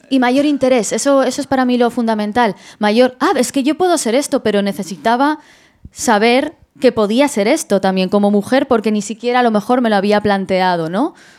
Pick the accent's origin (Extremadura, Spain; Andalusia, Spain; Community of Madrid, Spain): Community of Madrid, Spain; Madrid; yo, yo soy de Madrid